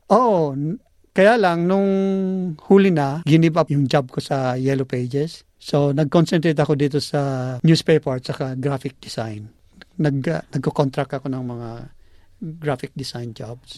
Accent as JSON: {"language": "Tagalog", "region": "Bicol Region", "country": "Philippines", "tie": "born or raised there", "moved": "as an adult", "lives_now": "Australia", "said": "tubong Bicol."}